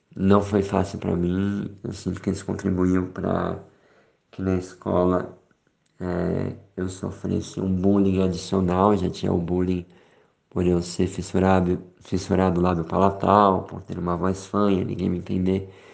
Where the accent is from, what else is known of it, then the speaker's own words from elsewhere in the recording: Brazil; now in Switzerland; nós somos brasileiros